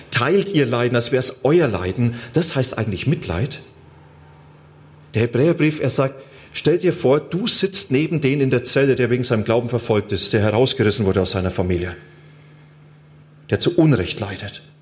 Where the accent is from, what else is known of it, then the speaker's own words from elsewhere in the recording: Germany; Wenn ich diesen Menschen sage, ich komme aus Deutschland und dort sind die Christen, die beten für euch